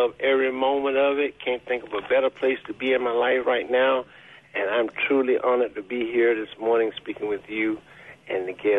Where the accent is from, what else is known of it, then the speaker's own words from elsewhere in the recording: Fort Pierce, Florida, United States; moved away as an adult; now in Mississippi, United States; Actually, I'm from Fort Pierce, Florida